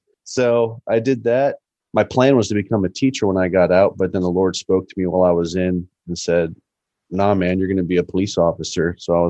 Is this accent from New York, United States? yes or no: no; San Diego, California, United States; I'm originally from San Diego, California. I was a Navy brat.